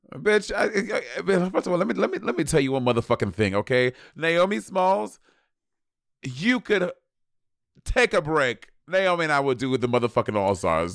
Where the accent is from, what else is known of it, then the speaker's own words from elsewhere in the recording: New York City, New York, United States; moved away as an adult; now in Los Angeles, United States; I fucking love being from New York. I fucking love gr-, growing up in New York.